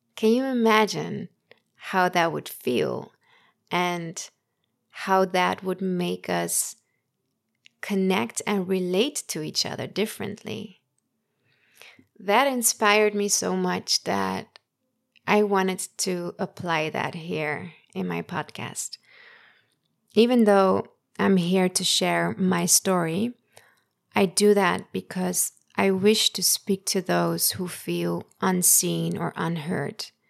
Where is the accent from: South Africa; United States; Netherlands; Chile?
Netherlands; in the Netherlands where I grew up